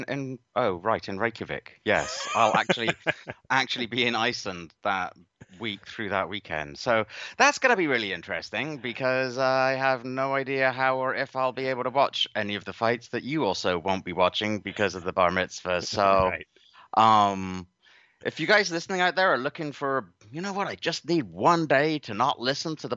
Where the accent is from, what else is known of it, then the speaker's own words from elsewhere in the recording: United Kingdom; a British-born subject